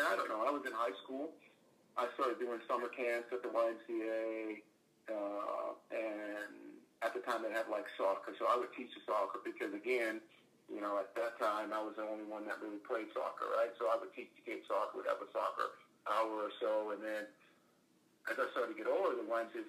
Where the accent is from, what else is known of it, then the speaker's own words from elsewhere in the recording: Atlanta, Georgia, United States; also born or lived in New Orleans, Louisiana; I was born in New Orleans, and then my dad got a job in Atlanta, so we moved up to Atlanta. And I don't know, I was 6 years old, 7 years old, somewhere in that range